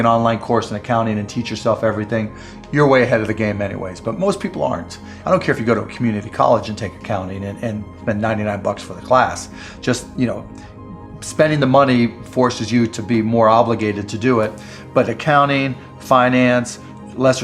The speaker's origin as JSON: {"language": "English", "town": "Pittsburgh", "region": "Pennsylvania", "country": "United States", "tie": "born or raised there", "said": "I grew up in Pittsburgh"}